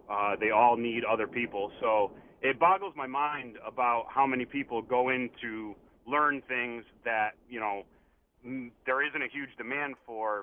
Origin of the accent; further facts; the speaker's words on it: West Hartford, Connecticut, United States; I grew up in West Hartford